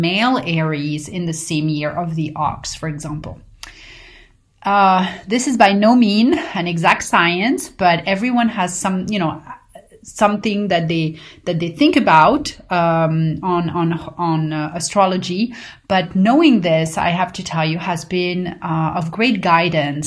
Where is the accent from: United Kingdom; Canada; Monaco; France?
France; Paris, Île-de-France; growing up in Paris